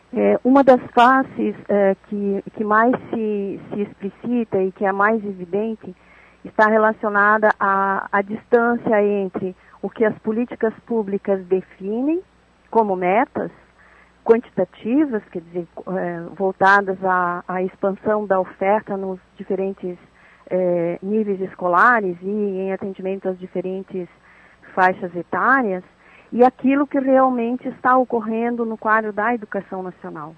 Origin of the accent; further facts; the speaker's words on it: Santa Catarina, Brazil; isso pode nos levar aqui como catarinenses